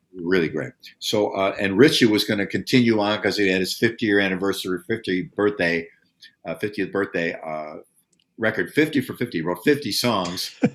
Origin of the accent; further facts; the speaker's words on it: United States; as an American of my age, because we grew up, we're the post World War II generation.